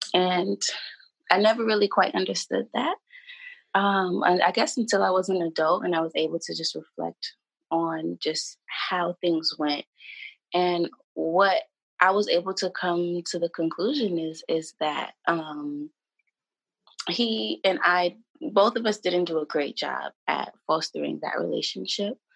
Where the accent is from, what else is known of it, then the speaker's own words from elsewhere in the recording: New York, United States; I'm from New York